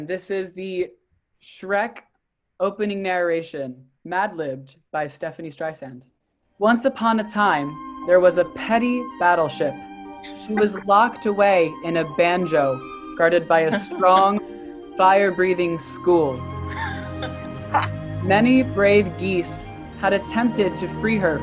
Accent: New Jersey, United States; I'm from Jersey

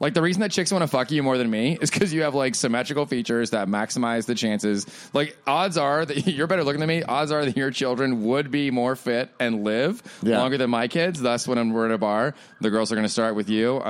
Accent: Florida, United States; I grew up in Florida, so the space shuttle, we would hear the booms frequently

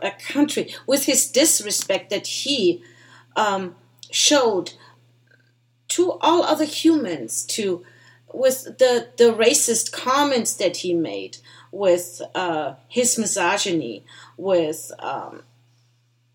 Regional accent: Germany; now in United States; I was born and raised in Germany

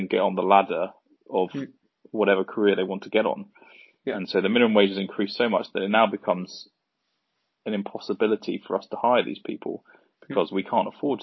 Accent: Surrey, South East England, United Kingdom; I come from Surrey, so just on the outskirts of London.

